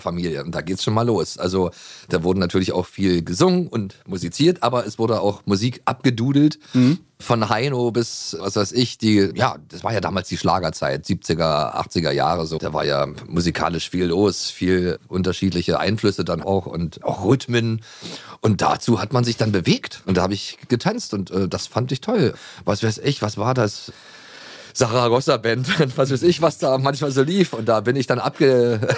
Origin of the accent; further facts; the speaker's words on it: Potsdam, Brandenburg, Germany; ich bin aufgewachsen in Potsdam damals, da stand die Mauer noch